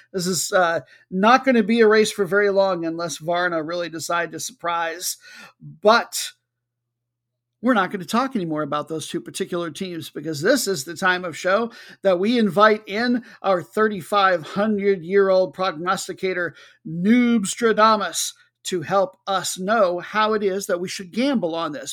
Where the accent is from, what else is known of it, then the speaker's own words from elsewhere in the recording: United States; I'm American